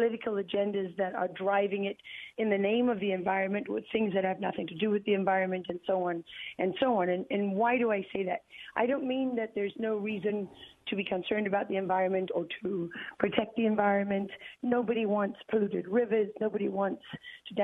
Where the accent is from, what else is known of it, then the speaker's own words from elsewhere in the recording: Durban, KwaZulu-Natal, South Africa; Durban, the city where I was born